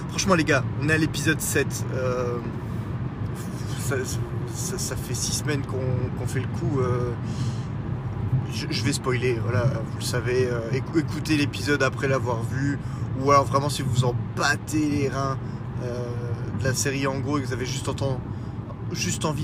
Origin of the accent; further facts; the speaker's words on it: Brussels, Belgium; accent: Brussels; j'ai l'accent de, c'est de Bruxelles, je crois, qui, euh, qui revient au galop.